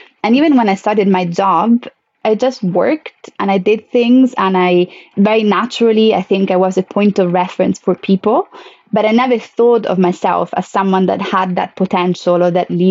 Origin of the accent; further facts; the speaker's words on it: Italy; moved away; my home country